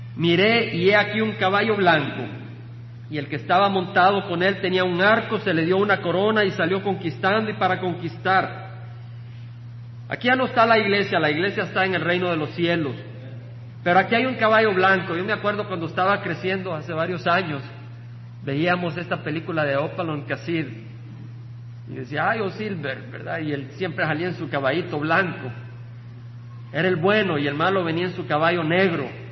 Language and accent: Spanish; El Salvador; El país del Salvador, de donde vengo